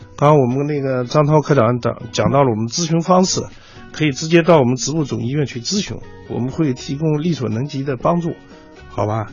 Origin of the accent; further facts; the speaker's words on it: Wuchuan, Inner Mongolia, China; now in Beijing, China; 我的老家是土豆之乡